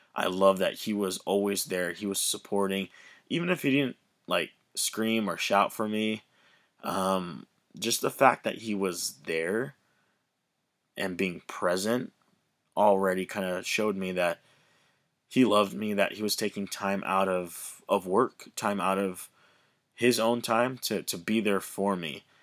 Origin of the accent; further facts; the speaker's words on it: Hawaii, United States; I grew up in Hawaii, the beautiful islands of Hawaii.